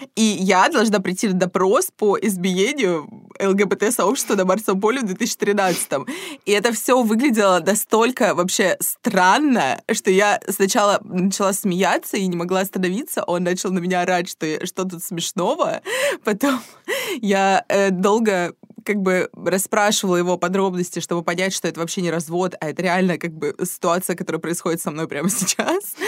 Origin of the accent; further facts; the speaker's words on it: Saint Petersburg, Russia; мы с Дашей из Петербурга